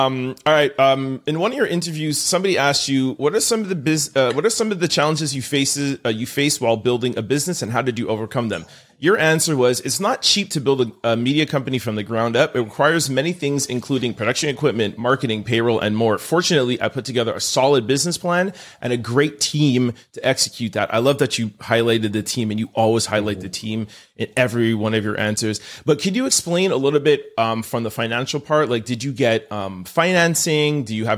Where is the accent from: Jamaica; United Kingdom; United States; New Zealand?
Jamaica; And it literally, as a Jamaican, it made us feel proud and it made us feel like there's somebody representing us.